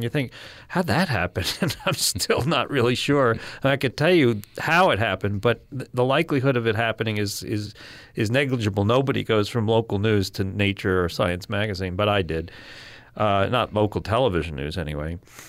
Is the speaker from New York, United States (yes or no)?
yes; Manhattan, New York, United States; My folks lived in the Upper West Side of Manhattan, and I took the subway to school every day for whatever 6 years